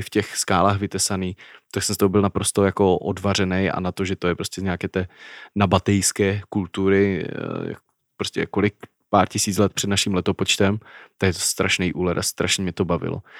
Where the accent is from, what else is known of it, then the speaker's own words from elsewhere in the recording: Czechia; Czech Republic.